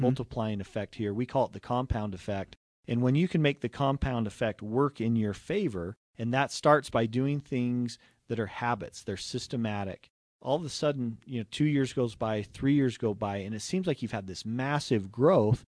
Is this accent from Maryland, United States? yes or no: no; Utah, United States; right here in Utah, uh, growing up.